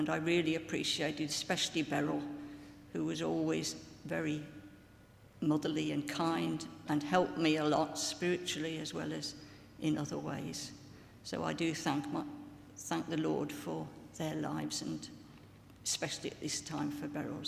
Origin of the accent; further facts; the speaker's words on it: Birmingham, West Midlands, United Kingdom; I was already living in Birmingham, which was my hometown city.